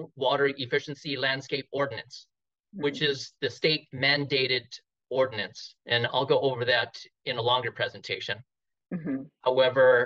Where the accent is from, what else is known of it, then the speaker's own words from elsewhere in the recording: California, United States; also born or lived in Hawaii; I was born in Hawaii and I was a transplant from Hawaii, but I was brought in when I was a baby, so I'm pretty much born in California